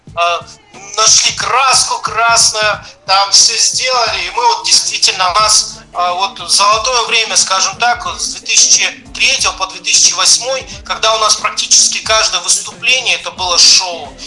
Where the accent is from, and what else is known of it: Nizhnevartovsk, Khanty-Mansi Autonomous Okrug, Russia; born or raised there; moved away as an adult; also born or lived in Zvenigorodka, Cherkasy Oblast, Ukraine; now in Tyumen, Russia